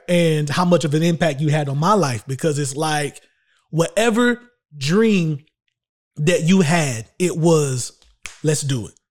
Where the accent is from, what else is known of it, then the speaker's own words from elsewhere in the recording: Shelby, North Carolina, United States; also born or lived in Charlotte, North Carolina; my hometown in Little Old Shelby, North Carolina